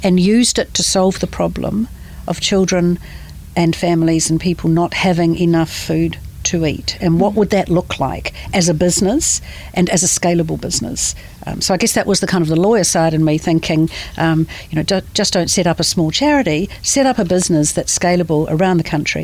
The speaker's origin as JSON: {"language": "English", "region": "Manawatū-Whanganui", "country": "New Zealand", "tie": "born or raised there", "also_born_or_lived": "Dunedin", "said": "I had a typical Kiwi childhood. I grew up in the Manawatū"}